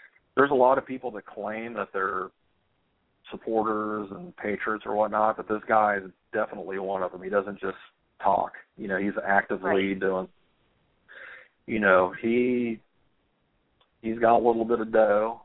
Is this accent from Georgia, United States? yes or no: yes; Atlanta, Georgia, United States; We grew up in Atlanta together